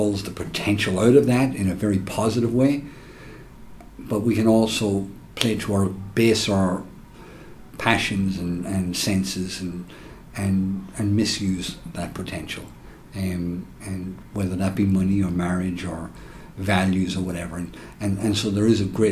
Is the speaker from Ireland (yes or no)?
yes; Ireland; now in United States; I'm from Ireland, born and reared